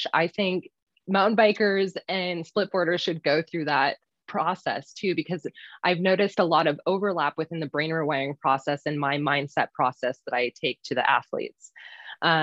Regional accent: Minnesota, United States; moved away as an adult; now in Utah, United States; I am originally from Minnesota, but have lived in Utah for the past 8-ish years, going on 9 here now

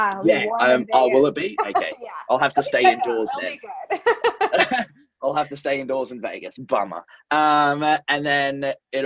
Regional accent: Australia; I was born in Australia, lived there all my life, and was a teacher, first of all.

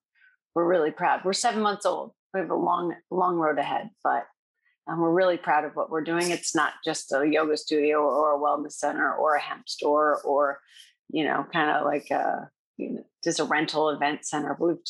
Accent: Iowa, United States; also born or lived in Colorado; I'm from Colorado. I spent 4 years there before moving here. And I'm originally from Iowa.

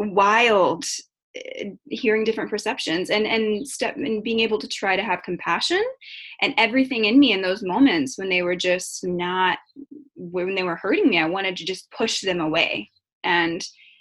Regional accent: the South, Florida, United States; growing up in the South

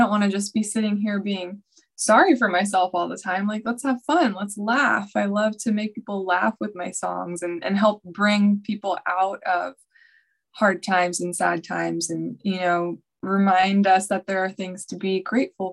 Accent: Nashville, Tennessee, United States; I was born and raised in Nashville, Tennessee

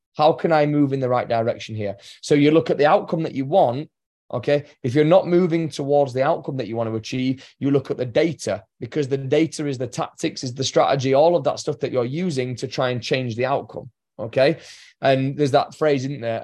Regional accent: England, United Kingdom; I'm English

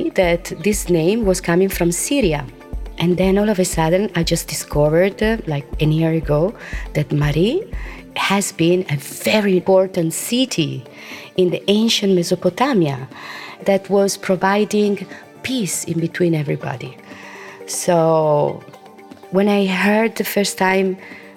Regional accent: Italy; moved away as an adult; now in Ibiza, Spain; Well, I've been living here since 33 years, as I told you, and I was born in Italy. But the first time I came here, I was 21

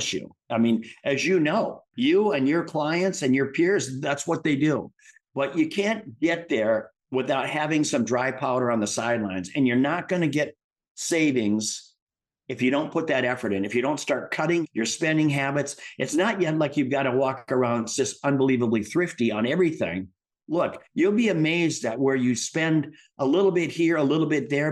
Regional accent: Midwest, United States; I grew up in the Midwest

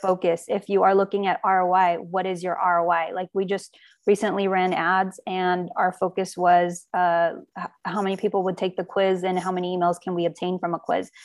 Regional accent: Armenia; now in United States; I was born in Armenia

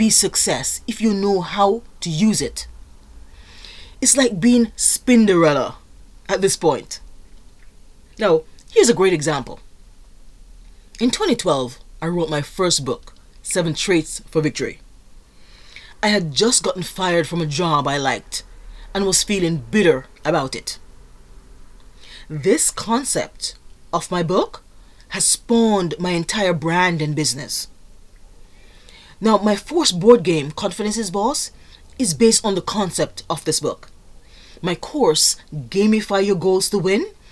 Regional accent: Jamaica; moved away; I am originally from Jamaica

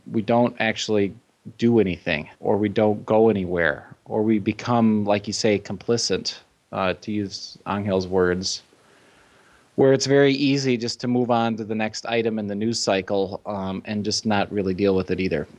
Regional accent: Chicago, Illinois, United States; moved away; I'm from the Chicago area

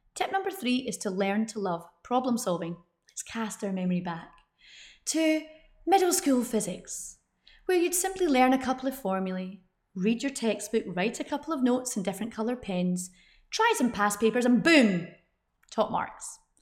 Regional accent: United Kingdom; I'm British

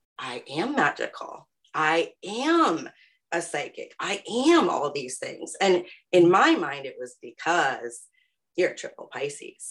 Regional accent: Aurora, Colorado, United States; now in Pittsburgh, United States; I am originally from Aurora, Colorado, born and raised out there, and I currently live in Pittsburgh, Pennsylvania

